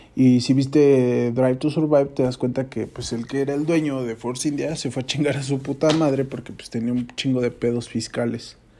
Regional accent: Mexico; yo soy mexicano

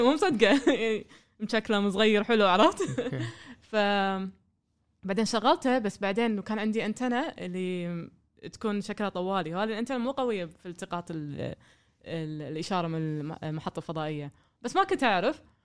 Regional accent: Kuwait; also born or lived in Germany; من الكويت

